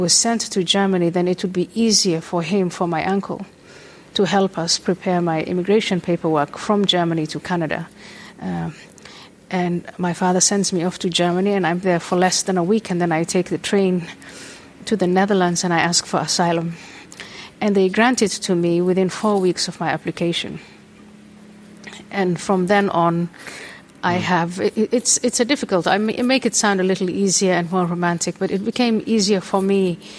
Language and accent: English; Nairobi, Kenya; English is a second language; moved away; also born or lived in Somalia / Saudi Arabia / Ethiopia; I was born in Somalia, I was born in a Muslim household, my family moved around, we lived in Saudi Arabia, we lived in Ethiopia, and then we moved to Kenya. That's where I went to part of my elementary school and high school was in Nairobi, Kenya.